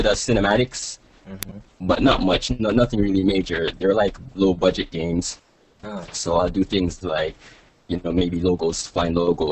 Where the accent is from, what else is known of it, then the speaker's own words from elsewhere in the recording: Toronto, Ontario, Canada; also born or lived in Jamaica; I was born in Jamaica, and I moved to Toronto, Canada when I was about 3, and that's where I am now